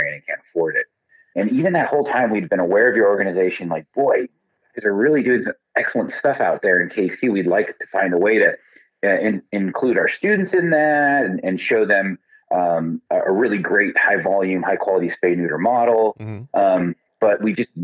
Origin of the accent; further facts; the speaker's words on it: Southern Arizona, United States; moved away; I grew up in Southern Arizona, and I grew up just a couple of blocks from the Southern Arizona Humane Society